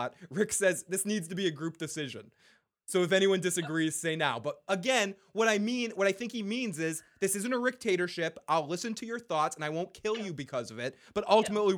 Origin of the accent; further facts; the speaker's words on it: Boston, Massachusetts, United States; I'm from Boston.